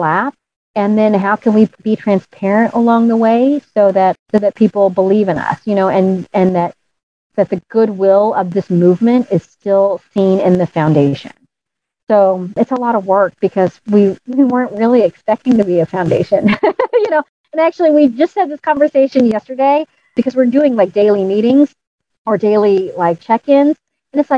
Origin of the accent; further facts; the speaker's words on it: St. Louis, Missouri, United States; moved away as an adult; I finally moved home to my home state.